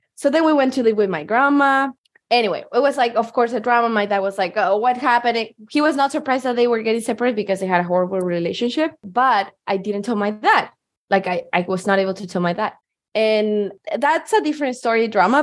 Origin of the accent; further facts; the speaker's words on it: Chile; moved away as an adult; now in Seattle, United States; I'm from Chile and I moved to the US in 2020.